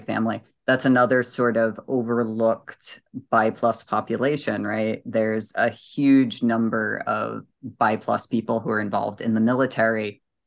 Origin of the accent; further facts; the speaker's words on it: New England, United States; I'm from New England and I speak very quickly.